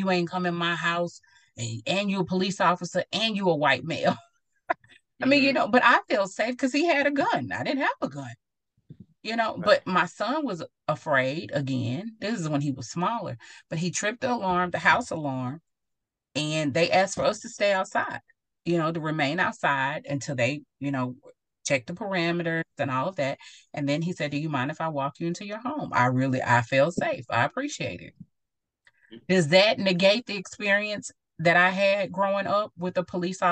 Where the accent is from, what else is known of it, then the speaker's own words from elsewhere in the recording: Mount Pleasant, Texas, United States; moved away as an adult; also born or lived in Nebraska; I'm from Mount Pleasant, Texas